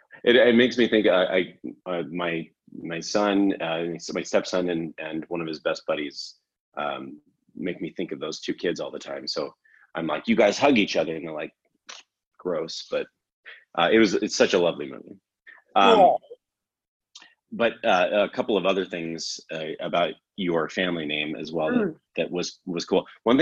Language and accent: English; Canada; It's like I'm from Canada. And so our accent is, you know, the stereotypical accent is very like, oh, hey, you know, oh, mm-hmm.